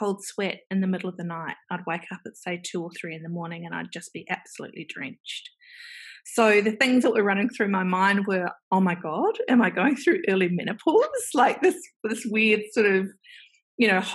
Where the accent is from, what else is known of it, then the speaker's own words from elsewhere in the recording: New Zealand; accent: Kiwi; now in Melbourne, Australia; there is a Kiwi accent. So I am originally from New Zealand